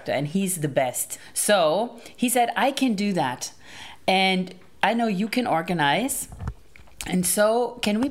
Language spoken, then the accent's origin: English; Germany; I'm from Germany